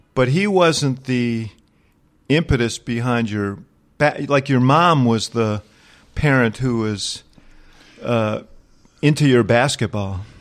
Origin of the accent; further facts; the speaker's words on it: New York, United States; I grew up in New York. At that time, I was a teenager